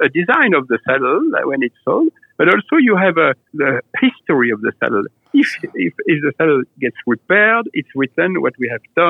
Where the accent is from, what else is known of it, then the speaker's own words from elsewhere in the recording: Nuits-Saint-Georges, Burgundy, Bourgogne-Franche-Comté, France; I was born in Louis-Saint-Georges in Burgundy